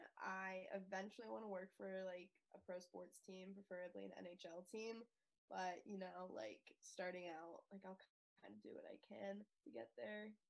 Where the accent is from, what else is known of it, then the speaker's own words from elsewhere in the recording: Pittsburgh, Pennsylvania, United States; I'm from Pittsburgh, Pennsylvania.